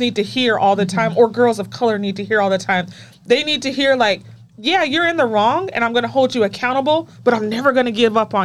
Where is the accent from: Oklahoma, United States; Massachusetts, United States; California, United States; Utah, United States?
Utah, United States; I grew up in Utah